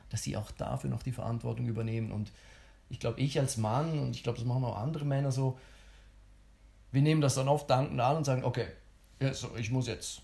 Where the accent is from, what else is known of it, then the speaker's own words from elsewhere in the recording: Switzerland; ich bin ja Schweizer